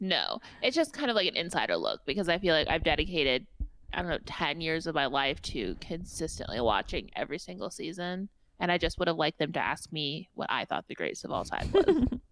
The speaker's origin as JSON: {"language": "English", "region": "Indiana", "country": "United States", "said": "I am a Hoosier and I have my own accent."}